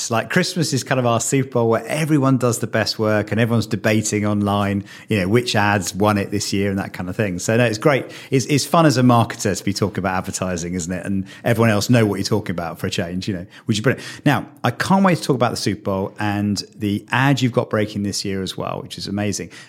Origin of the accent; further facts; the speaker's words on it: United Kingdom; So what I didn't appreciate as a, as, as a British guy is quite what a cultural experience it was.